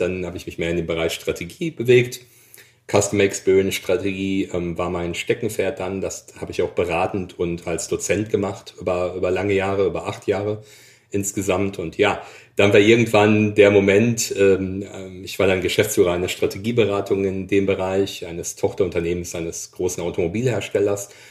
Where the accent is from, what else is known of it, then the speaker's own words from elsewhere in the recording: Dortmund, North Rhine-Westphalia, Germany; also born or lived in Allgäu; now in Essen, Germany; Ich bin gebürtiger Dortmunder